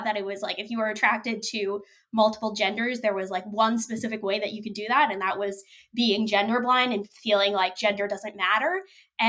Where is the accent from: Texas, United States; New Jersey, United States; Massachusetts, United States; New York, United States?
New York, United States; New York City; I grew up in Brooklyn